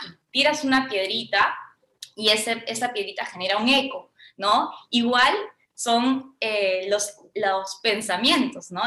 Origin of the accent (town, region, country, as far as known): Peru